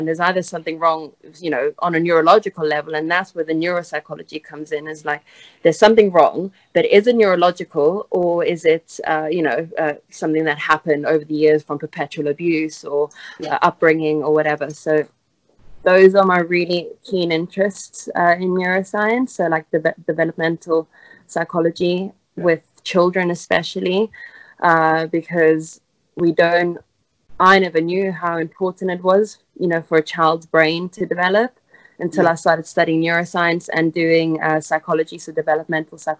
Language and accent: English; South Africa; moved away as an adult; also born or lived in Italy; now in England, United Kingdom; I went to school in South Africa. I was born in Italy, moved to South Africa, and then I finished high school there